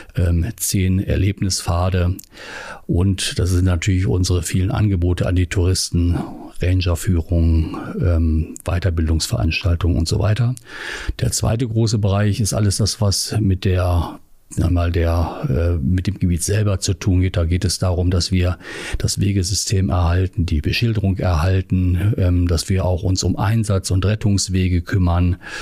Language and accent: German; Hanover Region, Lower Saxony, Germany; moved away; also born or lived in Göttingen / Northern Germany; Ich komme ursprünglich aus der Region Hannover